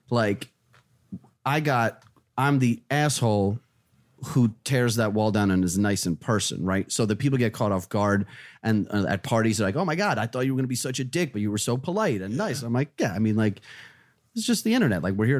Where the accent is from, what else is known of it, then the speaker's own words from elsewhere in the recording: New Jersey, United States; also born or lived in Russia; I'm just a fucking kid from, well, Russia, but Jersey. Like, I grew up in Jersey.